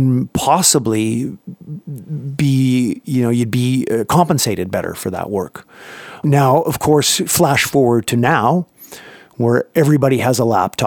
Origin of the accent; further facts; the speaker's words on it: Canada; moved away as an adult; now in United States; I grew up in Canada and started up there working with bands up there